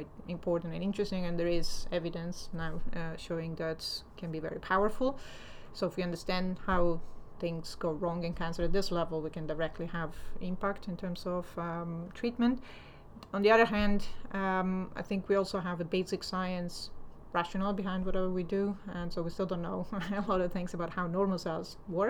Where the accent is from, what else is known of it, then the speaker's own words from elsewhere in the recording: Italy; moved away as an adult; also born or lived in United States; now in London, United Kingdom; I'm originally from Italy, so I studied in Italy and I got there my PhD